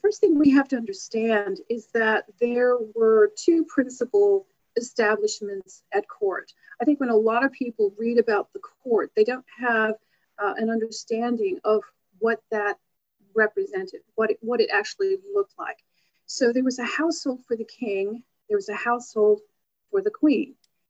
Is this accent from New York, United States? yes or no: no; Louisville, Kentucky, United States; I'm from Louisville, Kentucky.